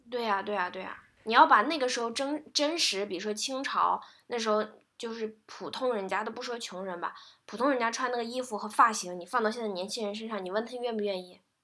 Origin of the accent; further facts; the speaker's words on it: China; 我们中国人